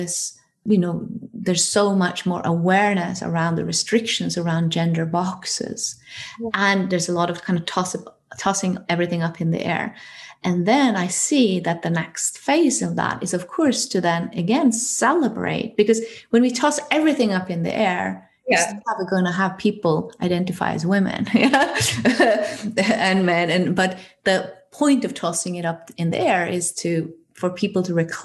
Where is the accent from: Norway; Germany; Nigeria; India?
Norway; I come from Norway